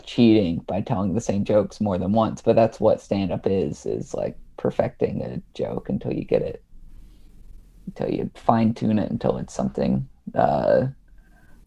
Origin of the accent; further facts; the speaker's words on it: East Tennessee, United States; moved away as an adult; also born or lived in Salt Lake City, Utah; now in Austin, United States; I was a theater kid growing up in East Tennessee